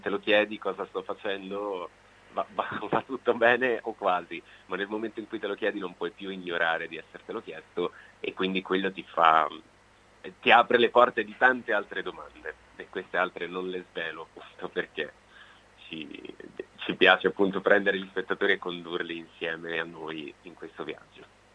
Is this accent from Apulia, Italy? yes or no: yes; Gioia del Colle, Apulia, Italy; moved away as an adult; now in Veneto, Italy; Gioia del Colle, che è il mio, il mio paese natale